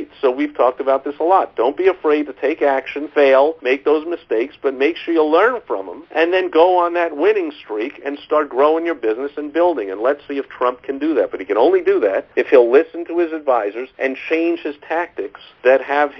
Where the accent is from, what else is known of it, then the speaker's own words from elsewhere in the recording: New York, United States; moved away; I am from New York originally, if you can't tell by the sound of my voice